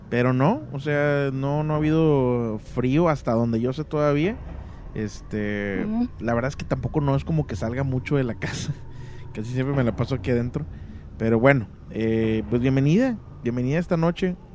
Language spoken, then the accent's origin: Spanish; Mexico City, Mexico; Soy de Ciudad de México.